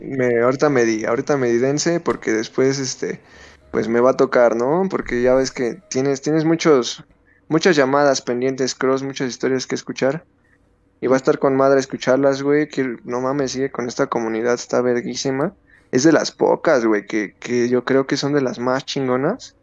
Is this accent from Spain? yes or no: no; Mexico City, Mexico; Soy de México, güey. Eh, soy precisamente La Habana, va a ubicar, soy de Iztacalco, güey. Un barrio muy pesado